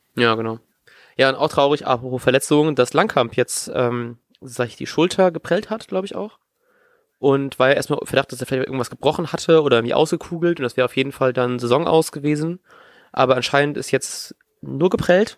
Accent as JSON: {"language": "German", "area": "East Frisia", "region": "Lower Saxony", "country": "Germany", "tie": "born or raised there", "moved": "yes", "said": "ich bin ja grad in meiner Heimat in Ostfriesland, ähm, in meinem Zimmer hier"}